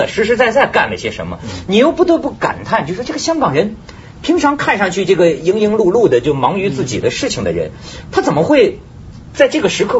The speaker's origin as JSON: {"language": "Chinese", "region": "northern China", "country": "China", "moved": "yes", "lives_now": "Hong Kong", "said": "其实你别看我是一个北方人啊"}